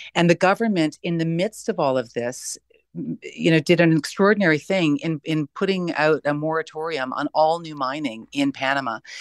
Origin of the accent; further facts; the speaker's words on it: Canada; being a Canadian